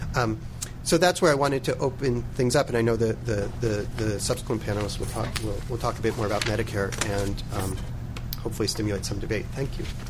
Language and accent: English; Massachusetts, United States; I'm from Massachusetts